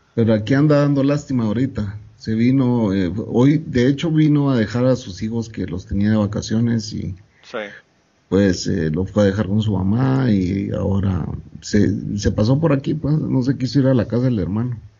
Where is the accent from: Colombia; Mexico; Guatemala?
Guatemala; moved away as an adult; also born or lived in El Salvador / Guatemala City; yo me regresé a Guatemala, que es mi país natal. Me regresé de El Salvador, que vivía ya 14 años